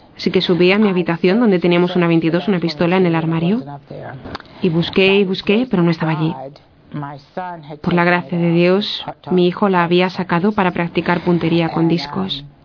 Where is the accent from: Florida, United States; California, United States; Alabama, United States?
Alabama, United States; Montgomery; nací en Montgomery, Alabama